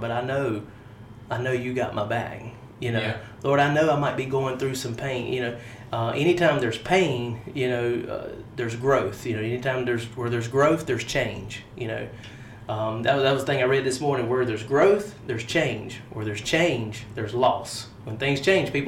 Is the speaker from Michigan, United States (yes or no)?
no; Harnett County, North Carolina, United States; I am from Harnett County. Mm-hmm. I live 5 minutes down the road from where we are. Haven't been too much outside of North Carolina except to vacation